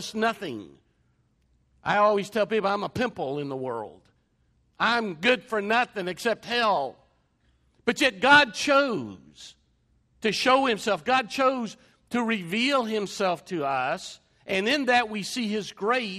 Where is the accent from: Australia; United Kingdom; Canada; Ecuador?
United Kingdom; England; an Englishman